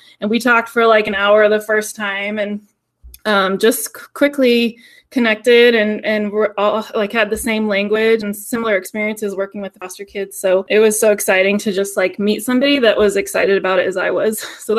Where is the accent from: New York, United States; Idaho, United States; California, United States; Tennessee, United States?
Idaho, United States; Sandpoint; also born or lived in Tacoma, Washington; I grew up in North Idaho, in Sandpoint, Idaho, up kind of by Canada.